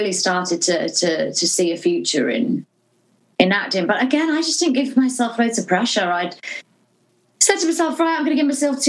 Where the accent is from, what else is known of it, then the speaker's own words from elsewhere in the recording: Norwich, East of England, United Kingdom; I'm from Norwich